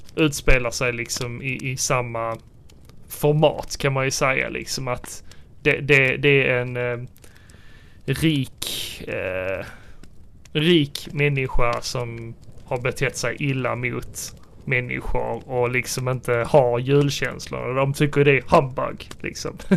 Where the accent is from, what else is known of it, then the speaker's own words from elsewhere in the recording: Sweden; vi som svenskar